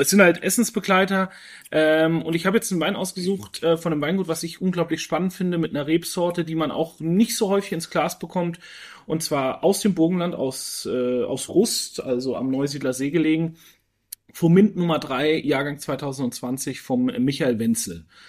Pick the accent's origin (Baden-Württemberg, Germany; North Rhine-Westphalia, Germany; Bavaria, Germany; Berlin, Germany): Bavaria, Germany; Franconia; moved away; in meine Heimat nach Franken